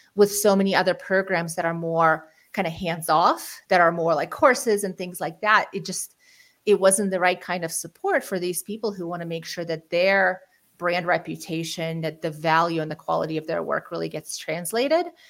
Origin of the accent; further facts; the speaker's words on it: Ukraine; now in United States; we're actually refugees from Ukraine. We moved to the United States mm. in 1991